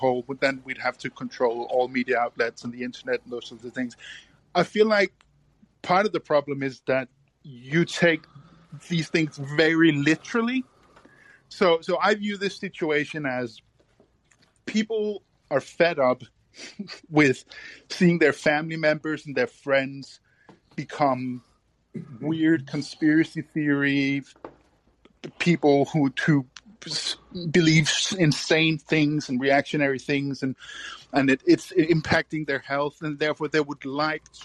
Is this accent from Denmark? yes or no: yes; Denmark; first language Danish; English is a second language; I'm not coming at this from the perspective of an American. I'm Danish